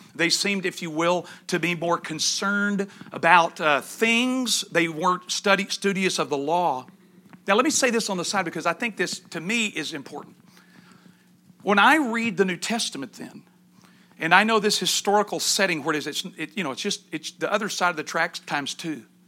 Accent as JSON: {"language": "English", "region": "East Texas", "country": "United States", "tie": "born or raised there", "said": "I grew up in East Texas"}